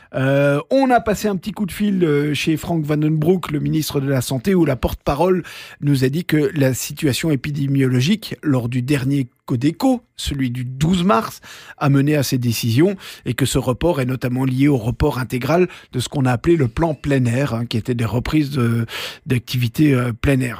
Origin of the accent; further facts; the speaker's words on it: Belgium; chez nous en Belgique